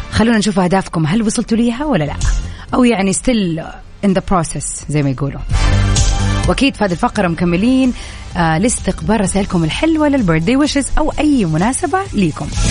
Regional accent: Jeddah, Makkah Province, Saudi Arabia; عندنا بجدة آه، في السعودية

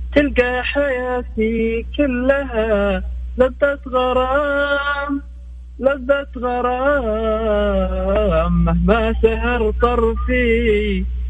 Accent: Yemen; now in Jeddah, Saudi Arabia; من اليمن بكلمك من جدة

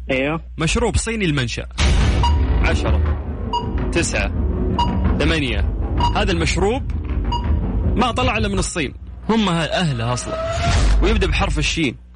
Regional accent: Mecca, Makkah Province, Saudi Arabia; من مكة من مكة

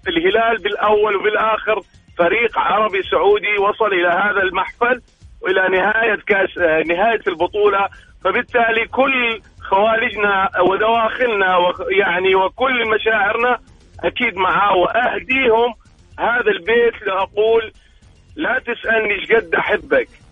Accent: Syria; now in Saudi Arabia; انا سوري مقيم بالمملكه

